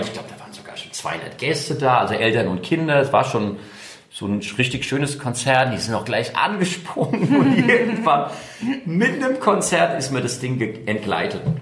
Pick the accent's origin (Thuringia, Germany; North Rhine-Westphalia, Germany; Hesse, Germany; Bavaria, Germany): Hesse, Germany; Taunus; moved away as an adult; now in Mainz, Germany; Ich bin ja selbst in, im Taunus groß geworden.